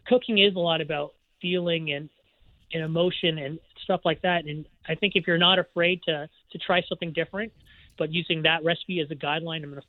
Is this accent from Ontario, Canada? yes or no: yes; Ontario, Canada; also born or lived in Vancouver; now in Okanagan, Canada; I was born and raised in Ontario